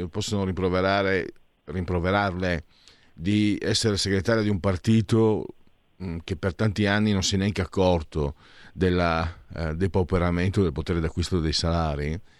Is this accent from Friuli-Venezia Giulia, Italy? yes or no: yes; Friuli-Venezia Giulia, Italy; l'ho letto io per intiero quell'articolo perché vengo dal Friuli